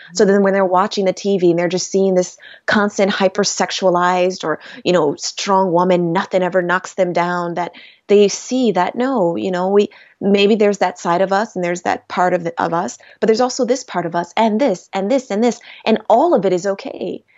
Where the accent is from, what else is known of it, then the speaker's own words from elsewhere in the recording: Rochester, New York, United States; my hometown of Rochester, New York